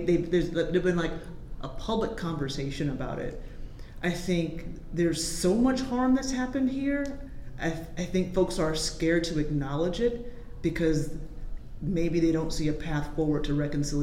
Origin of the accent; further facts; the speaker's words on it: the South, United States; I'm from the South